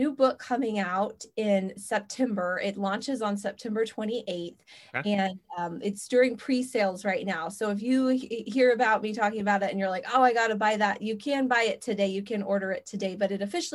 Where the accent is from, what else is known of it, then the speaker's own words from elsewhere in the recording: Wichita, Kansas, United States; growing up in the Midwest, growing up in Wichita